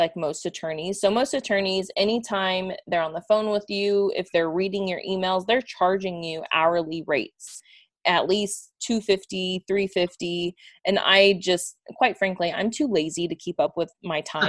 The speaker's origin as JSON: {"language": "English", "town": "Houston", "region": "Texas", "country": "United States", "also_born_or_lived": "Cincinnati, Ohio", "moved": "as an adult", "said": "I'm from Houston, Texas"}